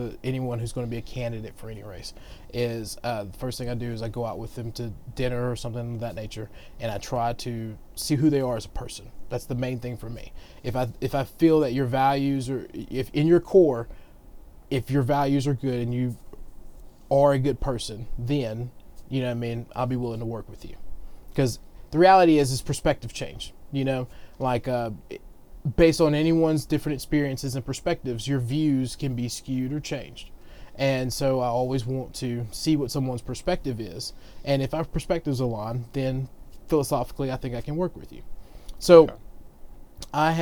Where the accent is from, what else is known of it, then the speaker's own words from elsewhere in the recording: Northwest Georgia, United States; us in Northwest Georgia